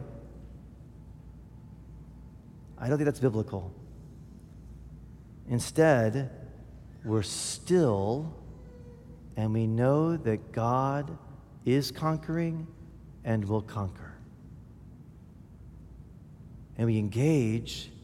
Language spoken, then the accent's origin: English; United States; as American Christians